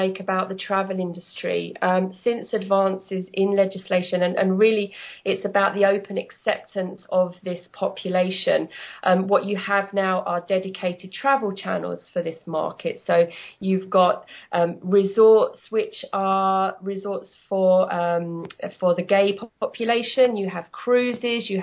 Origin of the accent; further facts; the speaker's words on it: London, United Kingdom; moved away as an adult; now in Spain; I've lived in Spain for 14 years. I'm from London.